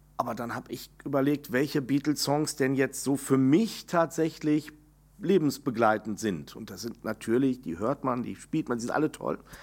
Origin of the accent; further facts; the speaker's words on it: Enger, North Rhine-Westphalia, Germany; also born or lived in Bielefeld; Meine Heimatstadt, empfinde ich, ist dann enger, die Widukind-Stadt. Da, wo ich groß geworden